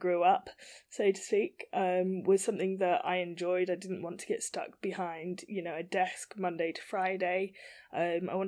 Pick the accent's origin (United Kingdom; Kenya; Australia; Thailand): United Kingdom; Banbury, South East England; Originally, I was born in Banbury, which is kind of the middle of nowhere.